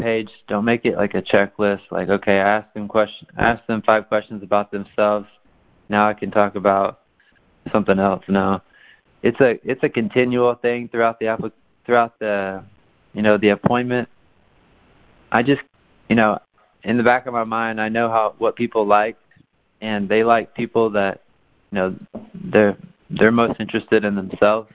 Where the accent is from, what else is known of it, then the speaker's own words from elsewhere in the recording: Tyler, Texas, United States; I was born in Tyler, Texas.